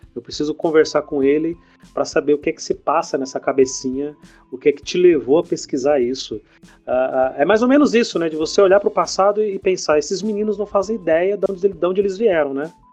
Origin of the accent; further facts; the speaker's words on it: São Paulo, Brazil; also born or lived in Bahia; eu sou baiano de nascimento, passei a minha vida toda aqui em São Paulo, mas eu sou baiano de nascimento